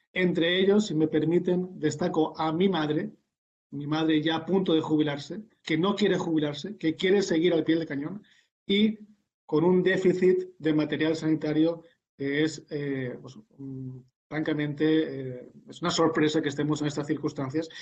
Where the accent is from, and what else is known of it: Spain